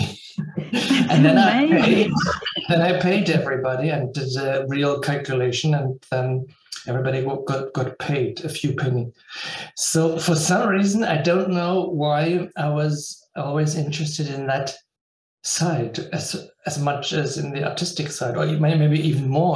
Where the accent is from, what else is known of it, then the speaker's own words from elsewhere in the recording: Berlin, Germany; now in Vienna, Austria; in Berlin at Theater des Westens, in my hometown